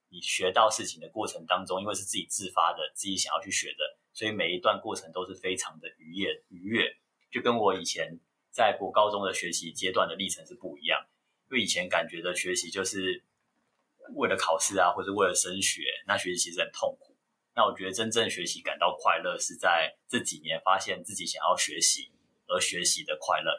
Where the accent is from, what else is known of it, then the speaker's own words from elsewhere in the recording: Taiwan; 身为台湾人